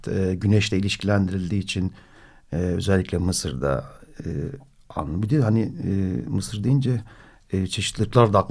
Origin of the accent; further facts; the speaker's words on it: Istanbul, Turkey; bir Kadıköy'lü olarak